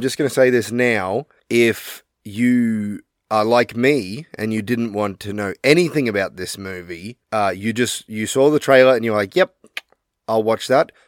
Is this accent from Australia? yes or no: yes; Australia; we're Australian